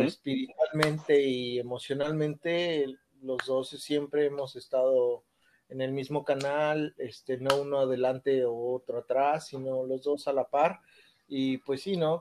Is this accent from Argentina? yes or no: no; Mexico City, Mexico; moved away as an adult; now in Toronto, Canada; yo soy nacido en la Ciudad de México, crecí hasta, crecí ahí en la Ciudad de México hasta, yo me vine a Canadá hasta los 23 años